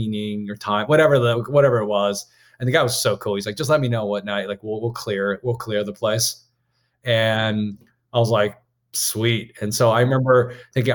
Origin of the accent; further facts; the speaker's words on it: Maryland, United States; I went to school in Maryland. I'm from Maryland